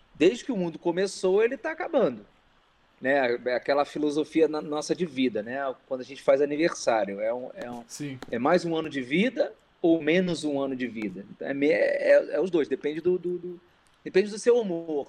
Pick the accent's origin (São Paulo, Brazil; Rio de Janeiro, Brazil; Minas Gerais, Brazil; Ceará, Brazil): Rio de Janeiro, Brazil; Carioca. Carioca da Gema. Nasci no Rio mesmo, não é interior, não é Rio Estado, é capital mesmo.